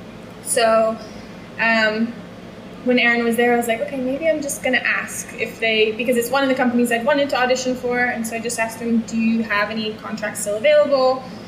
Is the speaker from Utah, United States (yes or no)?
no; Louisiana, United States; moved away; also born or lived in Houston / France; So I'm from Louisiana.